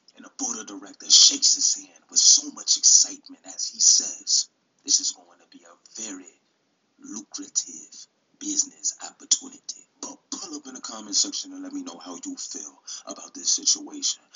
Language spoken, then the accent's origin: English; New York City, New York, United States; I'm from New York City for real